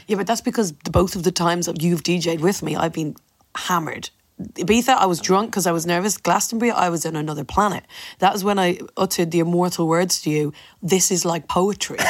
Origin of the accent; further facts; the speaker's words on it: Ireland; I am so proud of being Irish